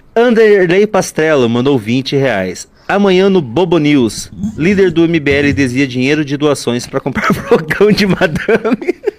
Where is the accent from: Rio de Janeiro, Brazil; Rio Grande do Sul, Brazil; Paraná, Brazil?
Paraná, Brazil; interior of; moved away; vim do interior do Paraná. Lá a gente tinha o, o, o fogão a lenha já